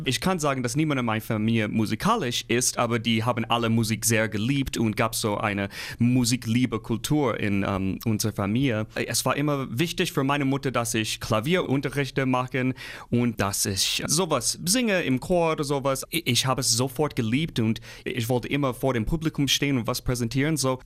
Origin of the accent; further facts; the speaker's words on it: Midwest, United States; German is a second language; moved away as an adult; now in Nordhausen, Germany; Ich komme aus dem Mittelwest in den Staaten, so grüne Felder, große Wälder, sowas bin ich gewohnt.